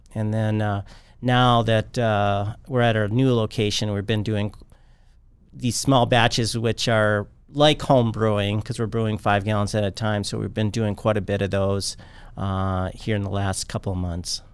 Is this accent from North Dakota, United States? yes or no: yes; Bismarck, North Dakota, United States; moved away as an adult; I grew up here in Bismarck